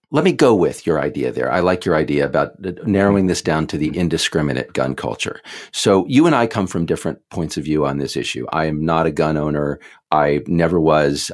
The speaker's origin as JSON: {"language": "English", "region": "Texas", "country": "United States", "tie": "born or raised there", "said": "I grew up in Texas"}